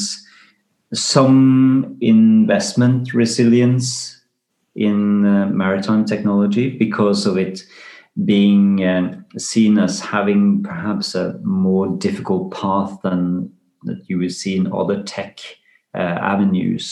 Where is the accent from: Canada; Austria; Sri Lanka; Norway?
Norway; Risør, Agder; my hometown, Risør, it was the biggest flag port